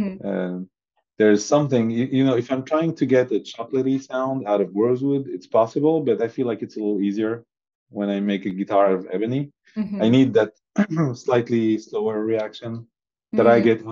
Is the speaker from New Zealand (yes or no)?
no; Syria; now in Europe; I was born in Syria and been surrounded by olive trees